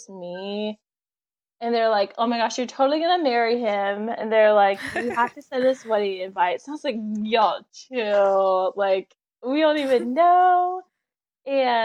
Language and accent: English; Texas, United States; moved away as an adult; also born or lived in Tulsa, Oklahoma; now in Oklahoma, United States; I'm from Texas. So I was at my parents' house in Texas.